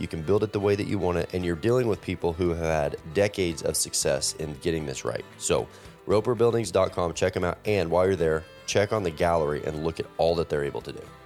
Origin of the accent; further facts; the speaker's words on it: Texas, United States; I grew up in Texas